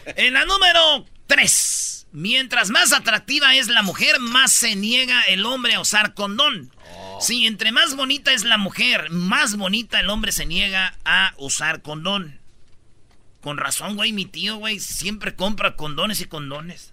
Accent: Michoacán, Mexico; now in United States; como decimos allá en Michoacán

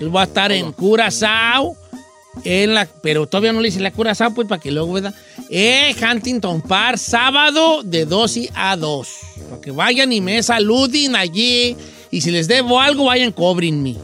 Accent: Michoacán, Mexico; moved away; Yo soy de Michoacán y allá hay, poblados muy béisboleros, como Ario de Rayón, muy beisbolero. Pero no, yo no crecí con el béisbol

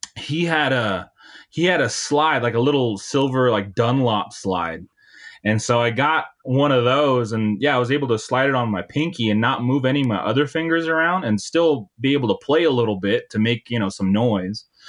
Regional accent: Montana, United States; moved away as an adult; also born or lived in Nebraska; now in Bozeman, Montana, United States; I'm from Montana. And after I, uh, graduated high school, I moved down to, uh, a rural town in Nebraska

